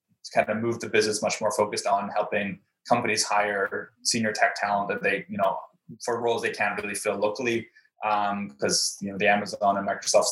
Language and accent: English; Canada; also born or lived in Brazil; since I was Canadian, or I am Canadian